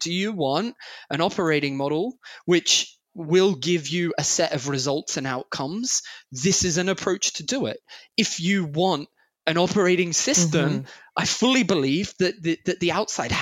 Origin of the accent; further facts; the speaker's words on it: Australia; also born or lived in Sydney; I'm Australian by birth.